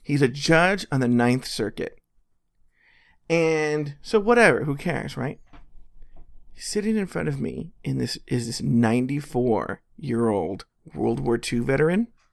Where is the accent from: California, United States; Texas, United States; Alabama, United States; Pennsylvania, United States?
California, United States; Los Angeles; I'm from Los Angeles